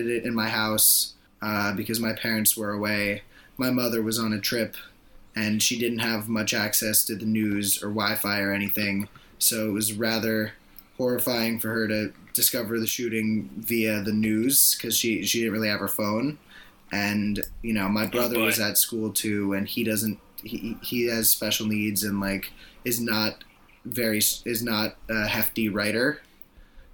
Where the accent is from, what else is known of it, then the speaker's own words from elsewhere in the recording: Parkland, Florida, United States; I'm from Parkland, Florida, which officially makes me this podcast's first Florida man